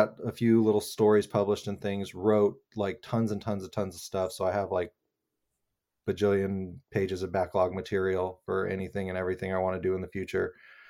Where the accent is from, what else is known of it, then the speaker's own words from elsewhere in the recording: Albuquerque, New Mexico, United States; I grew up in New Mexico in Albuquerque, which has a really cool like independent film scene and theater scene.